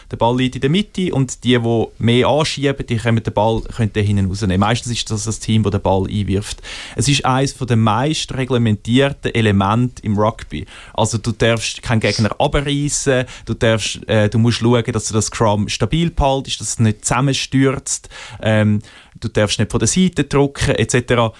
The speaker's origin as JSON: {"language": "German", "country": "Switzerland", "said": "als Schweizer"}